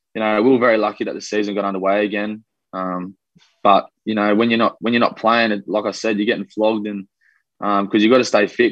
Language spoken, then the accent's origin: English; Australia; accent: Australian; also born or lived in Wellington, New Zealand; I've been here since I was about two years old, so mm. I'm pretty much an Aussie. I've got the accent